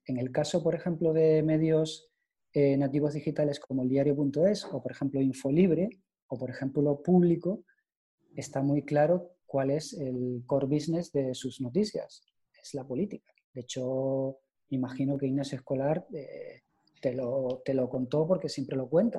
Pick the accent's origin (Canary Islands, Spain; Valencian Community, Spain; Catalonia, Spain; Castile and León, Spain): Canary Islands, Spain; yo como soy de de Canarias